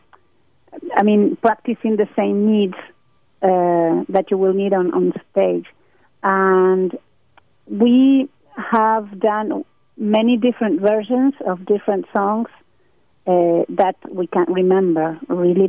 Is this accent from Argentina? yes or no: yes; Argentina; we are a very poor country